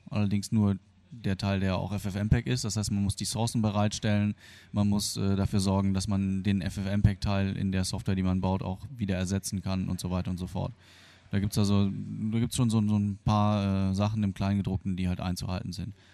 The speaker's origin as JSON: {"language": "German", "country": "Germany", "tie": "born or raised there", "also_born_or_lived": "Argentina"}